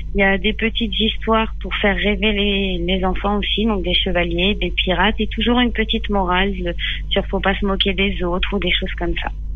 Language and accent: French; Les Mureaux, Île-de-France, France; moved away as an adult; j'ai grandi au Mureau euh, dans... jusqu'à mes 18 ans, puis après je suis partie.